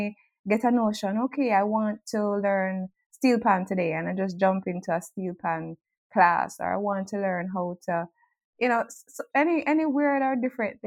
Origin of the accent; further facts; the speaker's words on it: Jamaica; I grew up in Jamaica with a single mom and a brother who was 6 years older than me